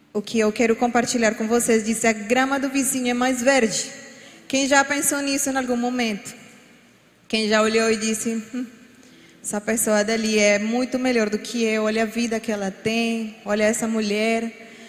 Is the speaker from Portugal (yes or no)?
no; Colombia; Portuguese is a second language; moved away as an adult; now in Brazil; sou colombiana, por isso às vezes vão escutar alguma palavra mal falada